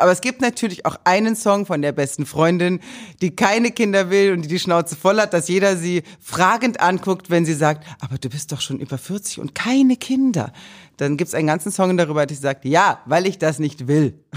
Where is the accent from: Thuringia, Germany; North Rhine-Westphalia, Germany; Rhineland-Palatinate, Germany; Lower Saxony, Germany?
Thuringia, Germany; Meiningen; moved away; in Meiningen, also in Thüringen, wo ich aufgewachsen bin